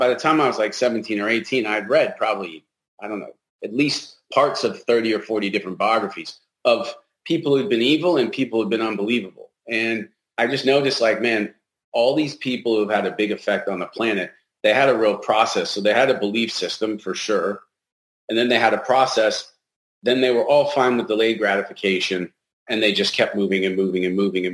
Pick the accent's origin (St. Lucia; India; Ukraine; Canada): Canada; now in United States; So as a Canadian, I come down here